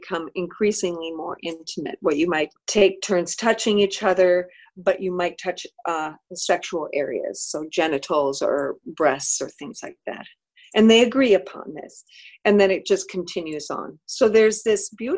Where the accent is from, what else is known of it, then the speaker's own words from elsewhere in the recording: Midwest, United States; also born or lived in Oregon; I'm a Midwesterner